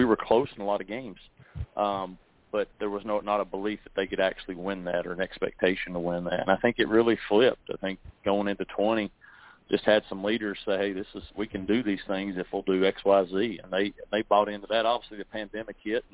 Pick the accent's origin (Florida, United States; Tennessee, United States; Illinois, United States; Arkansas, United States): Tennessee, United States; near Knoxville, East; moved away as an adult; also born or lived in South Carolina; I grew up in East Tennessee, right outside of Knoxville, a little small town